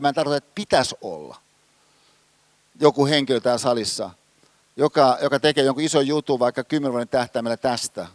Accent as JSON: {"language": "Finnish", "town": "Hyvinkää", "region": "Uusimaa", "country": "Finland", "tie": "born or raised there", "said": "Hyvinkäällä, missä mä oon kotosin, siinä mun kotitalossa"}